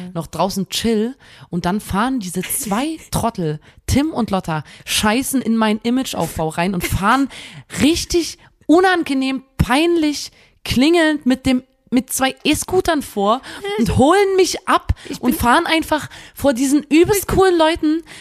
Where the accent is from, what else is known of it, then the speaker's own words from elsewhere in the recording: Chemnitz, Saxony, Germany; wir sagen in Chemnitz immer